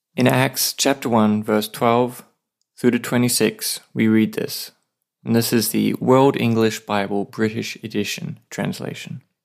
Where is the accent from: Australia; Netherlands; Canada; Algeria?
Australia; now in Saipan, Northern Mariana Islands; I'm an Aussie writer and pastor living with my wife on a tiny island called Saipan.